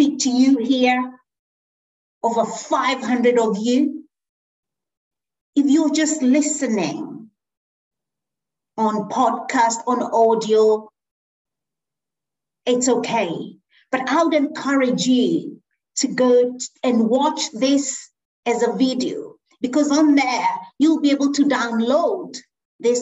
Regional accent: Kenya; moved away; I was born in Kenya.

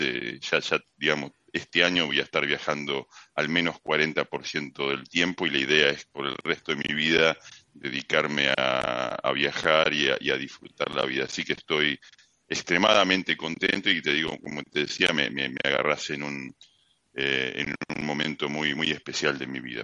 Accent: Mar del Plata, Buenos Aires Province, Argentina; moved away as an adult; also born or lived in Tandil; now in Melbourne, Australia; en Mar del Plata terminé primero la secundaria industrial con título de técnico electrónico

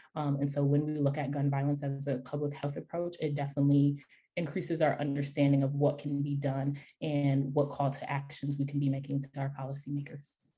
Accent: Rochester, New York, United States; my hometown, Rochester, New York

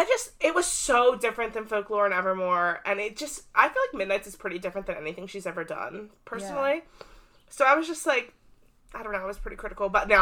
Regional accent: New Jersey, United States; We're from South Jersey.

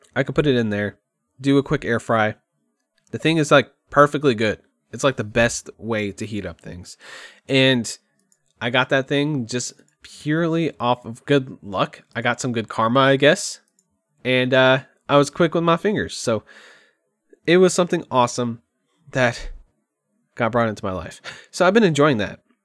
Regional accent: Kerrville, Texas, United States; moved away as an adult; I moved back to Kerrville, my hometown. Literally the town I've probably been in the most in my entire life. I went to middle school there, high school there

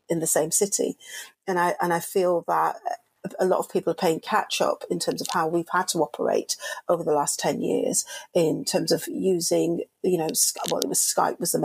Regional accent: Manchester, North West England, United Kingdom; I'm a Mancunian from Manchester

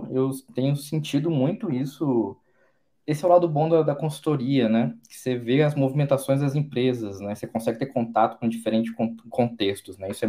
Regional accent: Porto Alegre, Rio Grande do Sul, Brazil; also born or lived in Salvador / Vitória; now in São Paulo, Brazil; Sou gaúcho de Porto Alegre, morei em Salvador, passei bastante tempo em Vitória, Espírito Santo e estou há quatro anos em São Paulo agora.

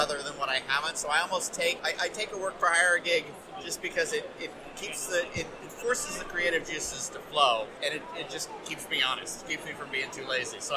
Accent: United States; as an American

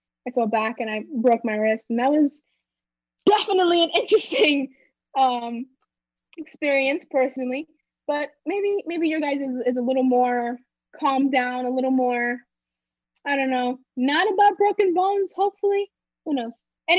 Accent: Florida, United States; we're from Florida, a hot climate area

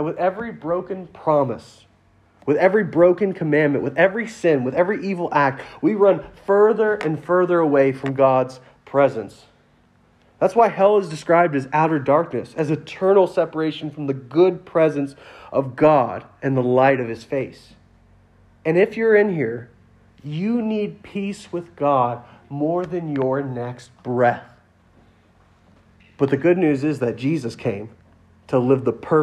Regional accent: Louisiana, United States; I'm from Louisiana

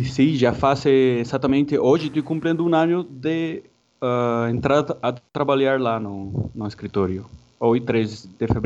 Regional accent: Santa Marta, Magdalena, Colombia; Portuguese is a second language; moved away as an adult; now in São Paulo, Brazil; de Santa Marta, norte da, da Colômbia.

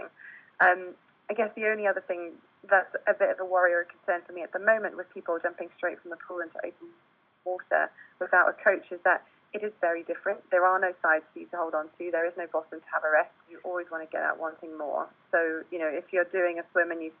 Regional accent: South Africa; now in United Kingdom; I was born and brought up in South Africa.

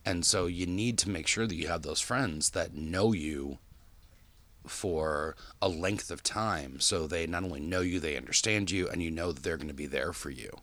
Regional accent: Park Ridge, United States; moved away; growing up in Park Ridge is that our friends didn't live far

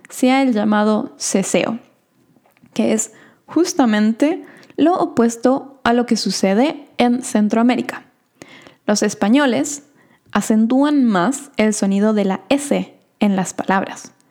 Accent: Argentina; accent: Argentine; Usualmente a mí me dicen que tengo un acento bastante neutral también, pero como les dije en el episodio de hoy, a veces sale mi acento argentino.

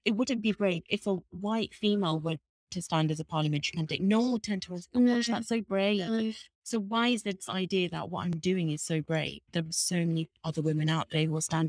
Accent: England, United Kingdom; I was born in England

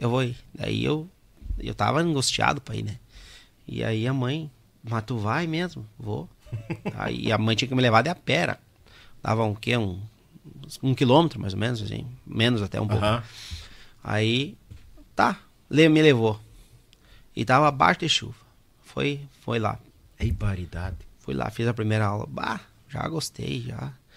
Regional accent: Caxias do Sul, Rio Grande do Sul, Brazil; also born or lived in Erechim; Porque eu sou de Caxias, né? Uhum. Natural de Caxias

